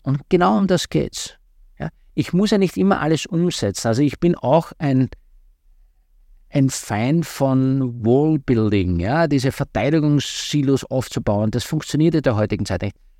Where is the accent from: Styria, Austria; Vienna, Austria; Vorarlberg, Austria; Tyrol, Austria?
Styria, Austria; southeastern; Ich komme aus, der, äh, aus der Südoststeiermark ursprünglich